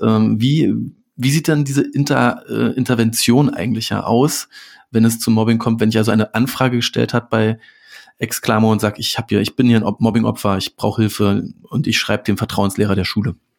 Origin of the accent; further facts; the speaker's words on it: Berlin, Germany; als Berliner